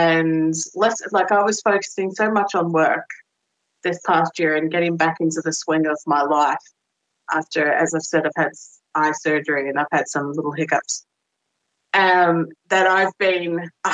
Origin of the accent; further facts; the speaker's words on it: Australia; moved away as an adult; I'm Australian